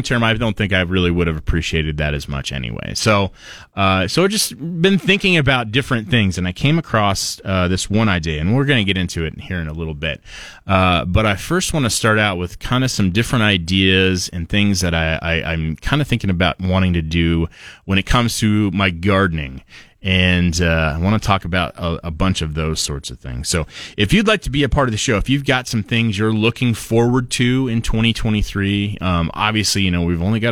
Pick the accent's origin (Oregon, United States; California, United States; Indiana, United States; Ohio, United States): Oregon, United States; now in Idaho, United States; I'm from Oregon. My family all lives in Oregon.